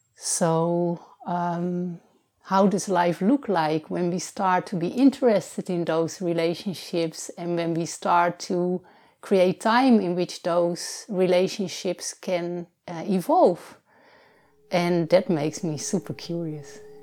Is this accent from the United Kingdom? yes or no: no; Netherlands; now in Portugal; I was born in the Netherlands, and already for a long time I'm living here in Portugal.